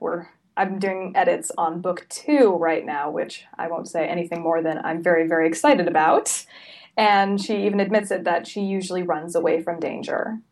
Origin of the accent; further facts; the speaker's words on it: Salem, Oregon, United States; I'm originally from Salem, which is about an hour south of Portland.